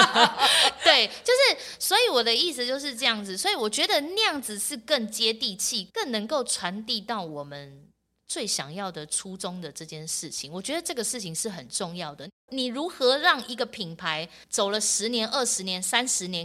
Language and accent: Chinese; Yingge, New Taipei, Taiwan; 我从小在英哥长大